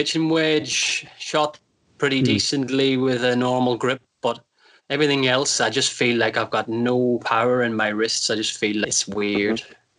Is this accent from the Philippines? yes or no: no; Northern Ireland, United Kingdom; now in England; So grew up in Northern Ireland, as you might have guessed by my very soft accent.